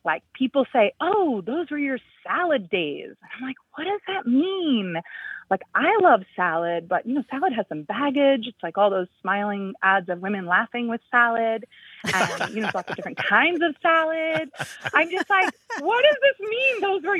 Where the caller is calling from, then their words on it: Rye, New York, United States; I'm calling from Rye, New York.